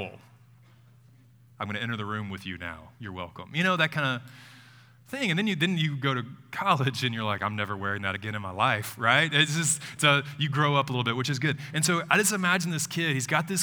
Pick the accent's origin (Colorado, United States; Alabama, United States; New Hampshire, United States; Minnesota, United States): Alabama, United States; Tuscaloosa; moved away; Moving back to Tuscaloosa, I grew up here, it's my hometown.